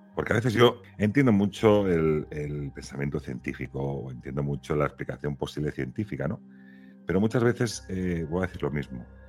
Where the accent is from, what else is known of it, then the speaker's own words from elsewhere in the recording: Catalonia, Spain; now in Valladolid, Spain; viviendo ahora en Valladolid y siendo catalán